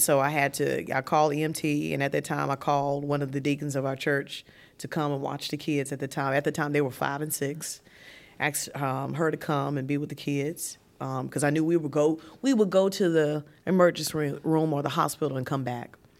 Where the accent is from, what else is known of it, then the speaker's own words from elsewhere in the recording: Martinsville, Virginia, United States; moved away as an adult; also born or lived in Greensboro, North Carolina; I was transitioning from Martinsville, Virginia, um, small city